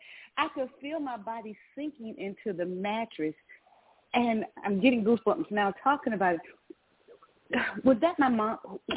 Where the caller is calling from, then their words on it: Georgia, United States; I'm calling from Georgia.